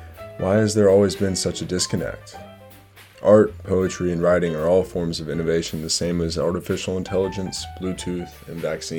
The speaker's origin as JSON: {"language": "English", "region": "North Carolina", "country": "United States", "said": "I'm younger than both Donald and Mia. I have a background in global studies and political science. But I am from North Carolina and not too far from Donald's hometown of Asheville."}